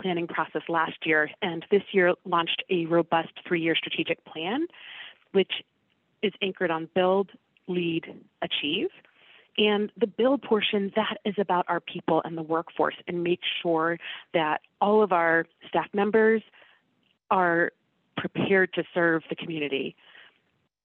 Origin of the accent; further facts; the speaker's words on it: Washington, District of Columbia, United States; I am from the Washington, D.C. area